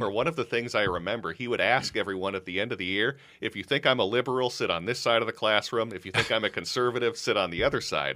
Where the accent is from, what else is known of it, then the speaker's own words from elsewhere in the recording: Minnesota, United States; also born or lived in Los Angeles, California; Dad got a job back in Minnesota, so that's how I ended up here, probably when I was about like seven or eight years old